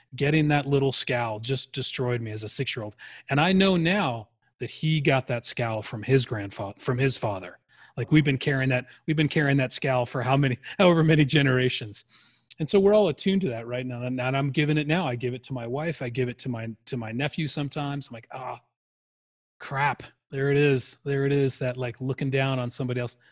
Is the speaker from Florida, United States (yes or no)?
no; Arizona, United States; I grew up in Arizona.